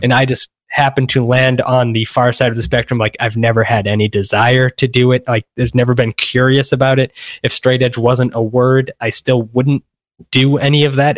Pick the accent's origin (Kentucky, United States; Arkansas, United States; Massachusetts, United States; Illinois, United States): Massachusetts, United States; moved away as an adult; also born or lived in San Francisco; now in Los Angeles, United States; I grew up, I spent twenty-three years in Massachusetts